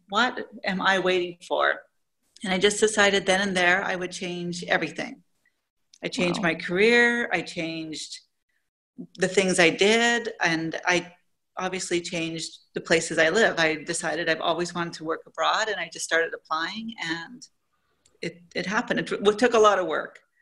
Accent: Canada; moved away as an adult; now in Saudi Arabia; I'm originally from Canada, but I haven't lived in Canada maybe in 20 years

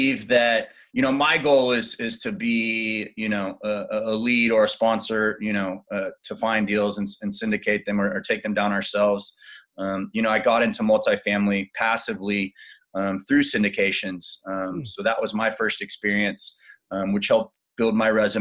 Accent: Austin, Texas, United States; I was born and raised in Austin and moved all around Texas.

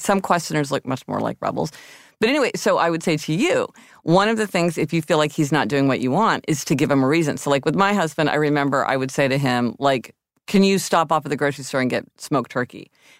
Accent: Missouri, United States; also born or lived in Kansas; Okay, I'm from Missouri and Kansas.

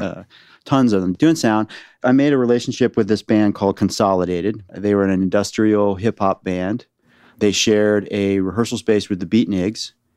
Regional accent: Northern Virginia, United States; moved away as an adult; also born or lived in San Francisco Bay Area / Los Angeles; now in Nashville, United States; I grew up in Northern Virginia

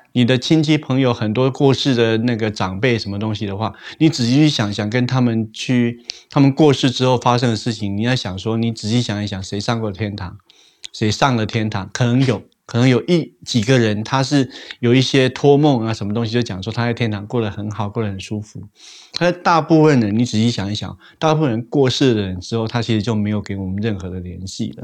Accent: Taiwan; 我们那个台湾人都会讲说死掉之后下一世啊

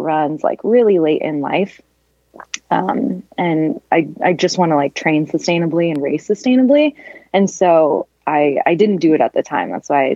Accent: Westland, outside Portland, Oregon, United States; moved away; I grew up in Westland, which is like a little suburb kind of outside Portland

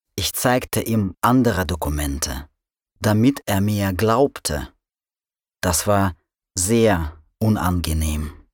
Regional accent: Russia; German is a second language; moved away as an adult; now in Berlin, Germany; Januar 1993, Russland. Ich lebe in einer Provinzstadt

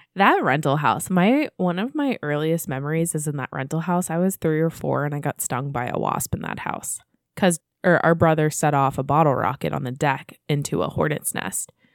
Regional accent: United States; us being American

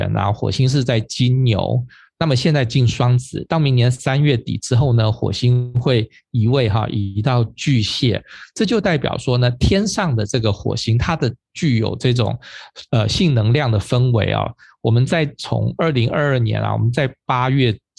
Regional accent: Taipei, Taiwan; 我们就说以我们台北人啊，就是最和平的。

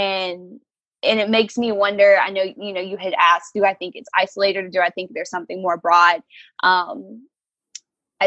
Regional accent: Lawton, Oklahoma, United States; I am from Lawton, Oklahoma, lived here pretty much my entire life

